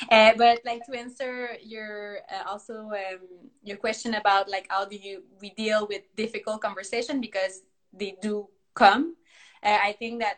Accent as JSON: {"language": "English", "region": "Quebec", "country": "Canada", "first_language": "French", "second_language": "English", "said": "we're from Quebec, Canada."}